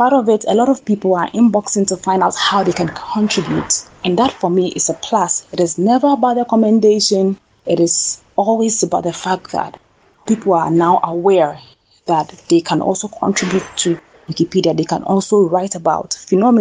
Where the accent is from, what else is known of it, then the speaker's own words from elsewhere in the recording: Ghana; I came back to my home country, Ghana